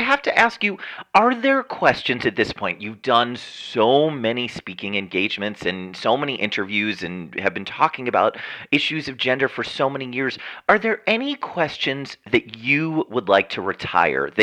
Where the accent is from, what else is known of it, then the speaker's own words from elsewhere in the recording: Montvale, New Jersey, United States; The last exit on the parkway, Montvale, New Jersey, the last one before you get to New York